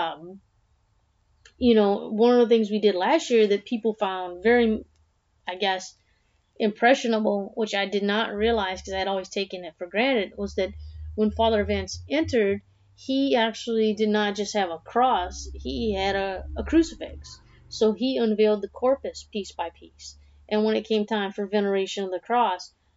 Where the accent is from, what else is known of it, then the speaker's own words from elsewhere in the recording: South Louisiana, United States; growing up in South Louisiana